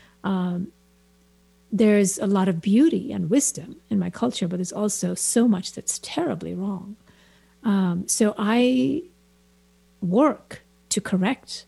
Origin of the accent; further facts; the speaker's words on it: India; moved away as an adult; also born or lived in New York; now in San Francisco Bay Area, United States; I'm very Indian, and I'm also very not Indian. And it's, I think being an immigrant